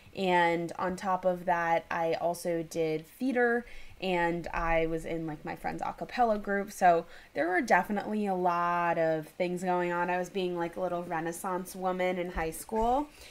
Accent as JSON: {"language": "English", "town": "New York City", "region": "New York", "country": "United States", "also_born_or_lived": "Los Angeles", "moved": "yes", "said": "I'm from New York City"}